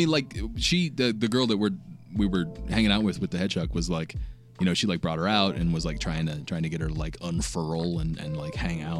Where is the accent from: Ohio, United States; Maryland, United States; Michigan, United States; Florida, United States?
Maryland, United States; moved away; I grew up in Maryland, right?